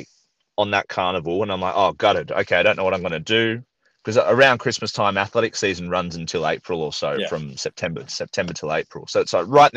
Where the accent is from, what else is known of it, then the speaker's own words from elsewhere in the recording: Sydney, New South Wales, Australia; moved away; also born or lived in Idaho; I'm from Sydney, Australia